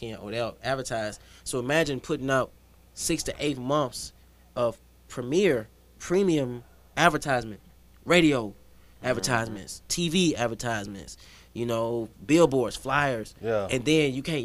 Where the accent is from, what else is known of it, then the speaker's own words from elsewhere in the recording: the South, United States; I'm from the South